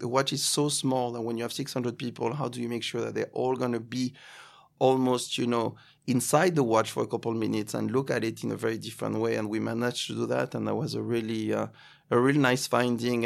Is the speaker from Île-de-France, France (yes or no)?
no; Cannes, Provence-Alpes-Côte d'Azur, France; accent: French; English is a second language; moved away as an adult; also born or lived in Paris, France; now in New York, United States; Cannes, uh, my hometown